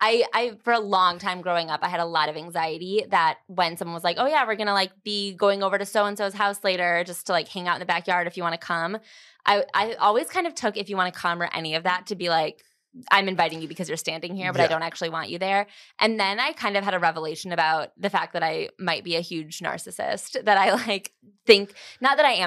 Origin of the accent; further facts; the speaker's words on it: Chicago, Illinois, United States; also born or lived in Los Angeles; now in New York, United States; I'm from Chicago or like the suburbs of Chicago. And then I lived in LA for a couple of years and then I moved to New York.